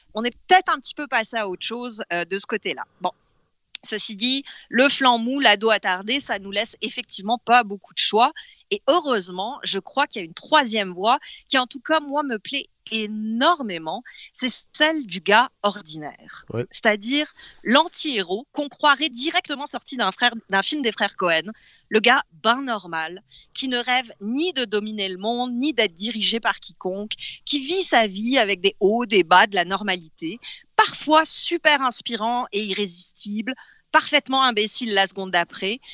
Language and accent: French; France; now in Quebec, Canada; j'ai pas grandi ici. Hein, j'ai grandi en France